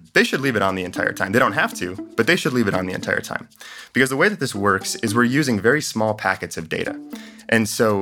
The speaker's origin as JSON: {"language": "English", "town": "Chicago", "region": "Illinois", "country": "United States", "said": "I'm from Chicago"}